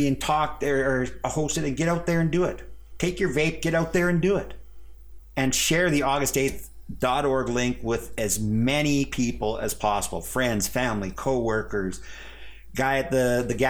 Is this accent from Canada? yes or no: yes; Canada; as a Canadian guy